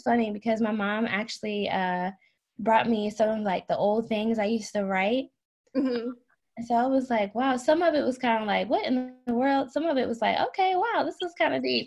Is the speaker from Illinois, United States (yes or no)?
no; Maryland, United States; moved away; I'm originally from Maryland